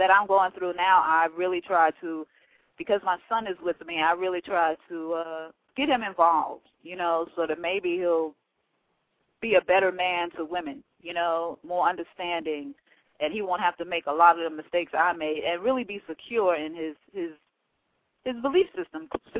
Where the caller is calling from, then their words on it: Monroe, Georgia, United States; I'm calling from Monroe, Georgia.